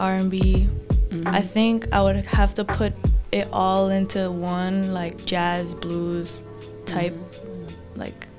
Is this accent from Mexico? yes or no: yes; Mexico; Hey, I'm from Mexico, we from the south, for real, so we love country as long as it's in Spanish.